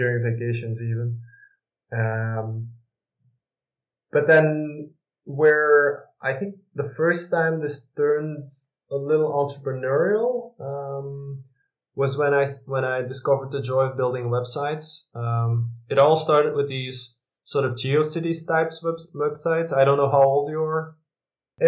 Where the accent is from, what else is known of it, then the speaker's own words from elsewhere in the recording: Dutch-speaking part of Belgium, Flanders, Belgium; also born or lived in Westchester County, New York, United States / Leuven / Milan, Italy / Brussels; now in Antwerp, Belgium; I'm actually from the Dutch-speaking part